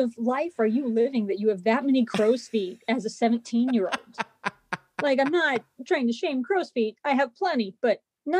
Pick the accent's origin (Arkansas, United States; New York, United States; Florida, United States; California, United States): California, United States; I didn't really relate to the people in the town where I grew up because I was actually from California.